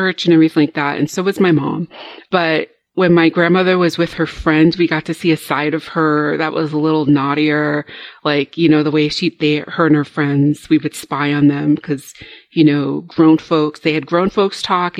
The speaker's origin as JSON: {"language": "English", "region": "Rhode Island", "country": "United States", "tie": "born or raised there", "said": "I grew up in a very Southern Baptist community in New England. So, you know, I grew up in Rhode Island"}